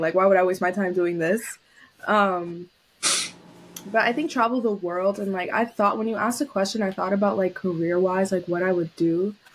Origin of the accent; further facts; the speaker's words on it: New York City, New York, United States; moved away as an adult; also born or lived in Syracuse; I was born and raised in New York City, Lower East Side